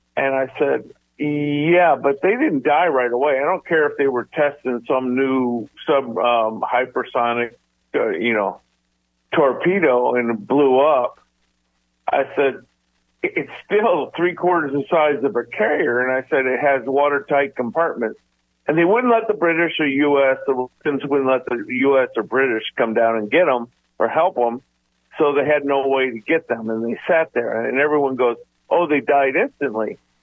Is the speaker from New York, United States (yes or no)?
no; Groton, Connecticut, United States; I grew up in Groton, Connecticut